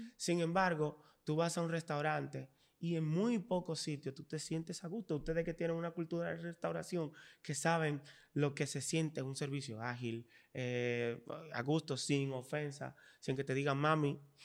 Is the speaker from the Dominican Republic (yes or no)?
yes; Dominican Republic; somos dominicanos